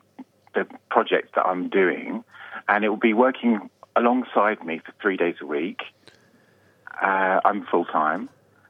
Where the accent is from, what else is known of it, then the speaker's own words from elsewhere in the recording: East Anglia, East of England, United Kingdom; moved away as an adult; now in Australia; I'm from East Anglia.